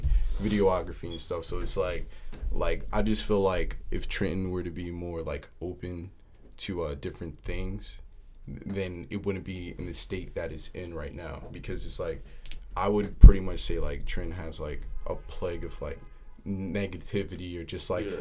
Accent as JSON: {"language": "English", "region": "New Jersey", "country": "United States", "said": "I'm hailing from Jersey"}